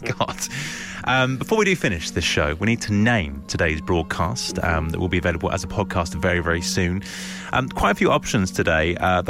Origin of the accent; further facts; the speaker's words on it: London, United Kingdom; Well, I'm from South London and I've just lost the accent.